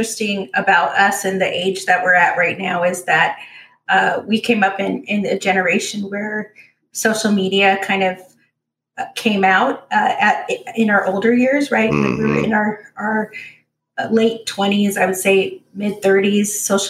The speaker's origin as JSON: {"language": "English", "area": "Orange County", "region": "California", "country": "United States", "tie": "born or raised there", "said": "I grew up in Orange County, in California"}